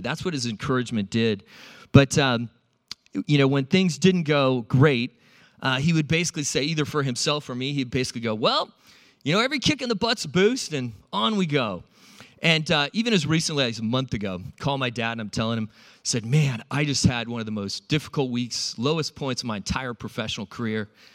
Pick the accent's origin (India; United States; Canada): United States; San Diego, California; also born or lived in Iowa; I grew up in California